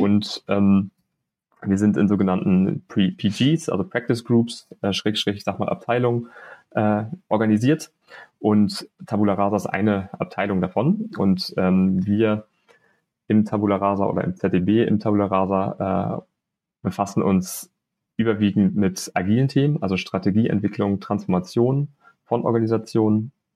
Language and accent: German; Hamburg, Germany; moved away; also born or lived in Münster; als Hamburger